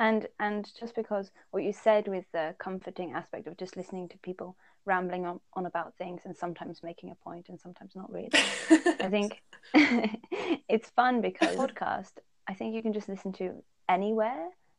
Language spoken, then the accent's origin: English; Netherlands; also born or lived in Poland / England; I'm from the Netherlands, I'd say. But I often wonder when I answer this question, because I was born in Poland and my dad's British, or like English and Welsh. And I lived in England as well, so a big part of my heart belongs to there.